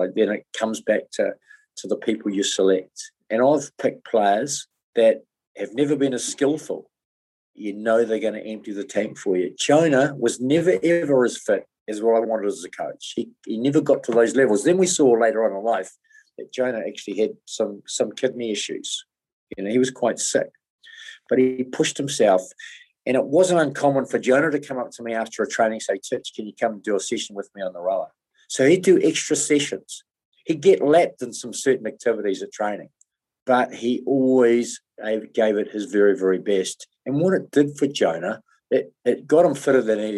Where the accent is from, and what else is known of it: New Zealand